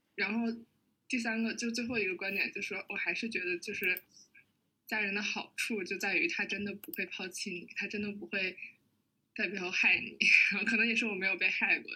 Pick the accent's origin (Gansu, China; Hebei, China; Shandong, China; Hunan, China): Hebei, China; now in Beijing, China; 我是河北人